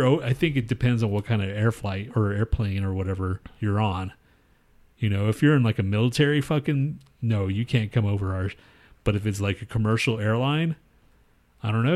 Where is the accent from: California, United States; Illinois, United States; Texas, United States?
Texas, United States; moved away; I'm from Texas